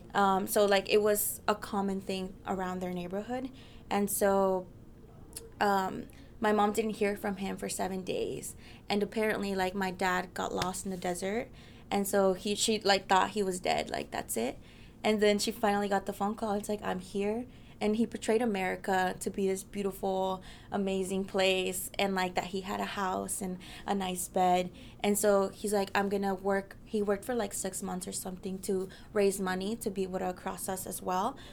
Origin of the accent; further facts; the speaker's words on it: Mesa, Arizona, United States; also born or lived in Mexico; now in Washington, D.C., United States; I was born in Mexico, but I grew up my whole life in Mesa, Arizona